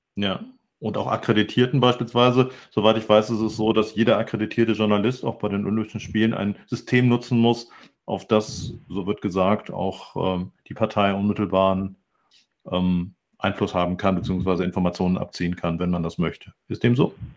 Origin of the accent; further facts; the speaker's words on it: Hamburg, Germany; ich selber bin ja auch Hamburger